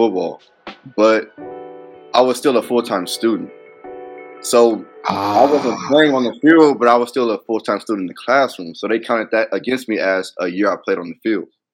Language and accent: English; Pasadena, California, United States; moved away as an adult; also born or lived in St. George, Utah; now in Sioux Falls, United States; Played Pop Warner on the East Side, Big Three Park, Pasadena Trojans